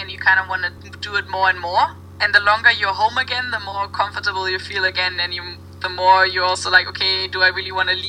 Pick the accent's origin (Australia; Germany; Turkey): Germany; now in Copenhagen, Denmark; I didn't know if I would stay in Copenhagen or if I would go home to Germany